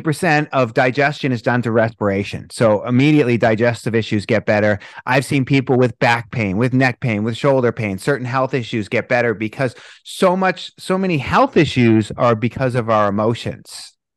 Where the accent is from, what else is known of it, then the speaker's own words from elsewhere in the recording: Boston, Massachusetts, United States; moved away; I'm from Boston originally